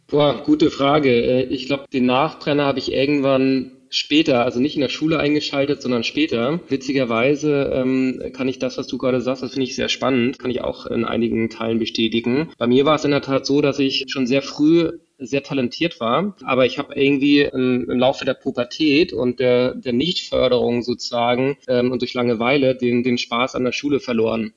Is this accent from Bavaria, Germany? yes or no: no; Kiel, Schleswig-Holstein, Germany; ich bin groß geworden in Kiel, habe dort ein Abitur gemacht